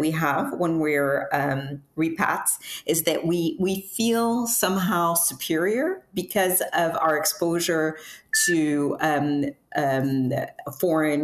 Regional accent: Cameroon; moved away as an adult; also born or lived in United States; I was born and raised in Cameroon

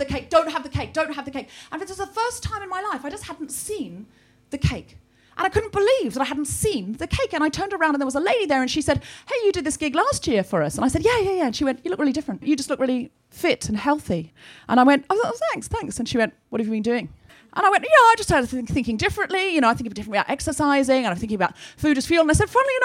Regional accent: Australia; I was raised in Australia. And I melt in the heat. My whole childhood I felt sick and ill because it was always 40 degrees.

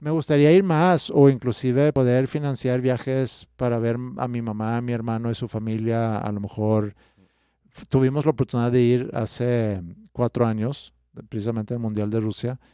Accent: Stockholm, Stockholm County, Sweden; Spanish is a second language; moved away as an adult; also born or lived in Staufen, Germany; now in Mexico; yo crecí en Estocolmo

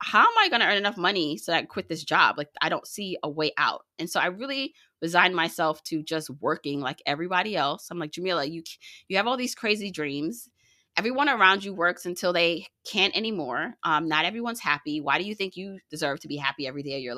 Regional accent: Jamaica; now in United States; I was born in Jamaica, you know, the island, not Queens

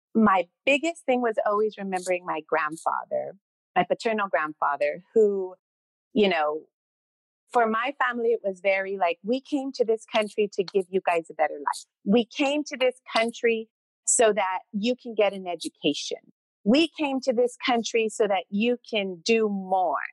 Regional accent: Montebello, California, United States; I grew up in Montebello

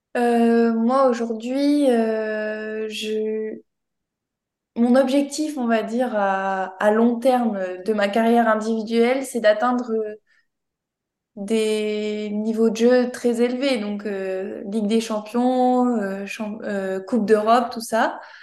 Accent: near Toulouse, Occitania, France; je suis originaire de Toulouse, donc pas loin de Toulouse.

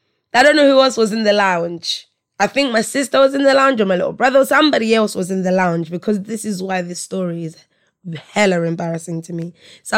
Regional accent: Malawi; I'm from Malawi, right? So my household at my mum's house, anyway, my parents' house, it's very African. It's Malawian, right?

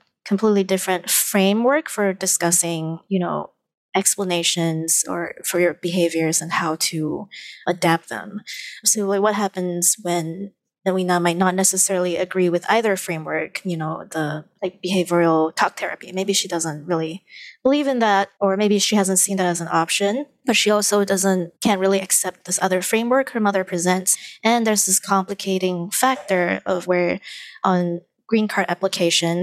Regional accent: Malaysia; moved away as an adult; now in New York, United States; I actually understand a lot of my supposed place in this new country because I am from Malaysia

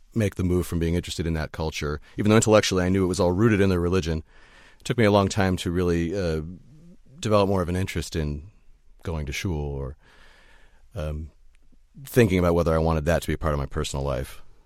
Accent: United States; now in New York, United States; my life as an American

